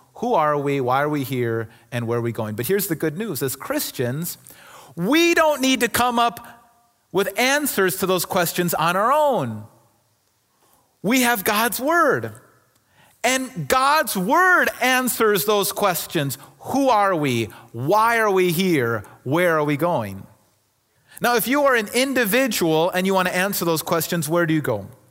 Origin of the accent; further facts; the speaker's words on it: Kenosha, Wisconsin, United States; moved away as an adult; also born or lived in Milwaukee; I grew up in Kenosha and family Milwaukee area, so I'm, I'm from this area